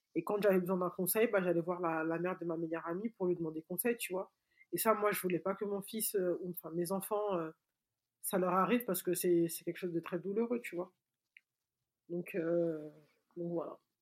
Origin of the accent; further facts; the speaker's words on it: Mali; chez nous au Mali